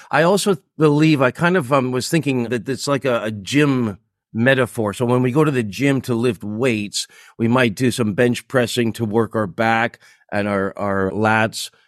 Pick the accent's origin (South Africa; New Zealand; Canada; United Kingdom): Canada; Toronto, Ontario; born or raised there; moved away as an adult; also born or lived in Japan; now in Singapore